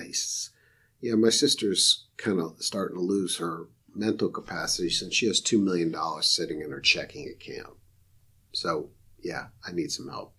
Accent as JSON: {"language": "English", "town": "Rochester", "region": "New York", "country": "United States", "moved": "as an adult", "lives_now": "Raleigh, United States", "said": "I'm from Rochester, New York, where the sun shines about three days a year"}